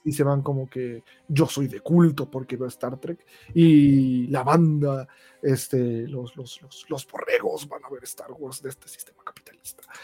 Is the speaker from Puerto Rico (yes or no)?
no; Ecatepec, State of Mexico, Mexico; yo soy de Catepec